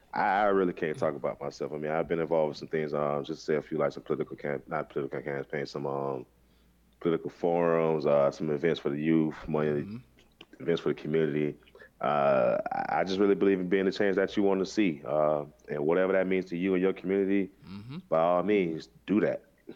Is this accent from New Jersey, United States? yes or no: no; Broward County, Florida, United States; I'm from Broward County, Florida.